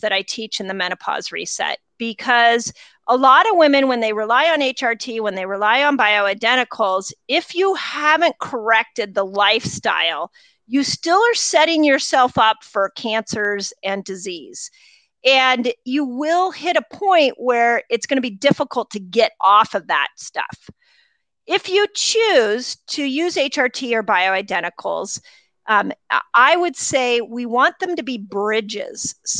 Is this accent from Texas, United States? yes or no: no; Malibu, California, United States; also born or lived in Sunset Mesa; First thing I have to tell you is I grew up in Malibu. And I grew up in, Lynn, I grew up in Sunset Mesa. I went to Malibu Park Junior High. I went to Webster.